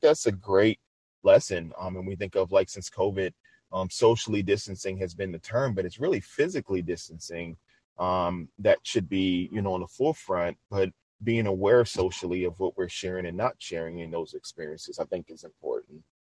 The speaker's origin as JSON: {"language": "English", "town": "New Orleans", "region": "Louisiana", "country": "United States", "moved": "yes", "said": "I'm originally from New Orleans, Louisiana"}